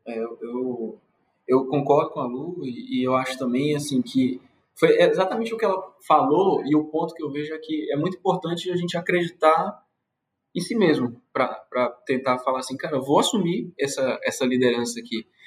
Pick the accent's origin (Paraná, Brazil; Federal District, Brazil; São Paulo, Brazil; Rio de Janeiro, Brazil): Federal District, Brazil; Brasília; moved away as an adult; now in Belém, Brazil; Eu sou de Brasília. No momento agora eu estou morando em Belém do Pará